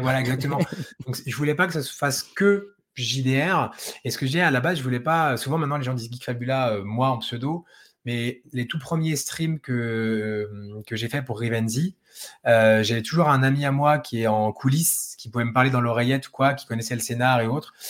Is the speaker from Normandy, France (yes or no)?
no; Dijon, Bourgogne-Franche-Comté, France; Moi, je suis de Dijon